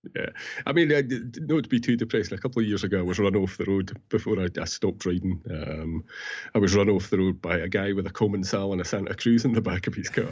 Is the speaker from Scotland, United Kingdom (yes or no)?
yes; Peebles, Scotland, United Kingdom; Peebles, my hometown